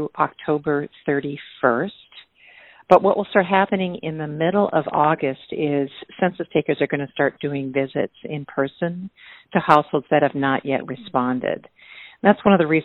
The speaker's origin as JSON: {"language": "English", "region": "Minnesota", "country": "United States", "said": "as a Minnesotan myself"}